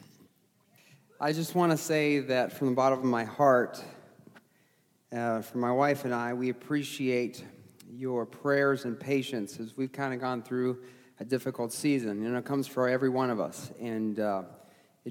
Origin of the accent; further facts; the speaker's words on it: New England, United States; I was born in New England